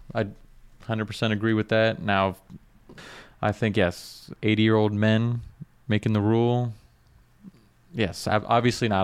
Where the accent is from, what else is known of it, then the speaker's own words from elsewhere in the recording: South Florida, United States; I'm from South Florida